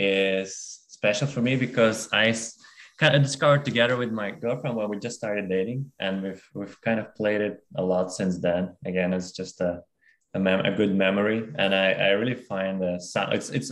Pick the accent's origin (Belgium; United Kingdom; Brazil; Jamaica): Belgium; moved away as an adult; also born or lived in Kazakhstan / Denmark; now in Australia; because I was born in Kazakhstan, and then I moved to Belgium a very early age, like at eight when I was 8, and then I lived in briefly in Denmark when I was studying there, and then after graduated and lived in Belgium for 6 years, I moved to Australia.